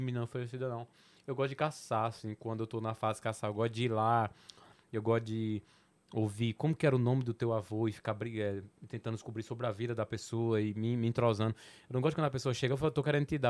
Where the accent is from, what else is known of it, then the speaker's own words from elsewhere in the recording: Petrolina, Pernambuco, Brazil; accent: Petrolina / Sertão, São Francisco Valley (Nordestino); Meu sotaque é o do Porto de Petrolina, do Porto do Sertão ali, do, do, do Vale do São Francisco.